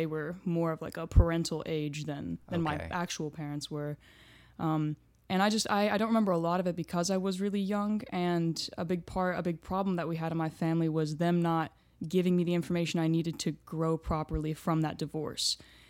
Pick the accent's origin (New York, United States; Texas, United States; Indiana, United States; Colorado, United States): Texas, United States; Houston; born there; So I was born in Houston, Texas. My grandparents came to the St